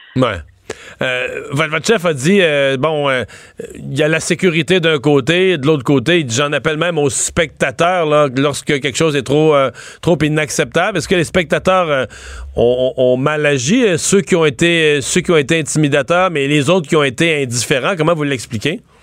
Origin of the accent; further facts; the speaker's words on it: Rivière-du-Loup, Quebec, Canada; Moi, je viens de Rivière-du-Loup